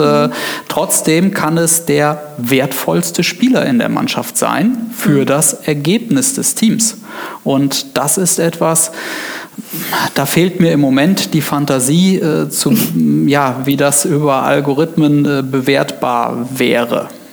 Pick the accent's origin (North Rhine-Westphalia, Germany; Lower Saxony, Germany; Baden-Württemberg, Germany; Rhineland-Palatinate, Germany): Rhineland-Palatinate, Germany; Neuwied; moved away as an adult; now in Koblenz, Germany; ich ähm bin gebürtiger Weller, also quasi Westerwälder, ja. ähm, in Neuwied geboren, ähm, ja, auf dem Plattenland äh, aufgewachsen